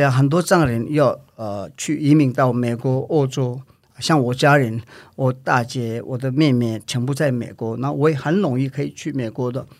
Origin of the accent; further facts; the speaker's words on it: India; born there; 因为对我们来讲没有差的原因是说，我在印度出生，